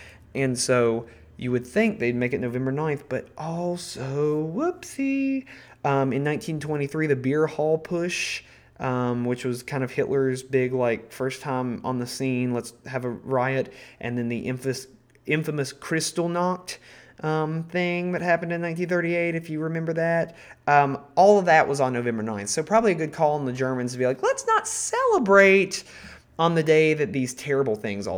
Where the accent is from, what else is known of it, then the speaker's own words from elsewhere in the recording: United States; as an American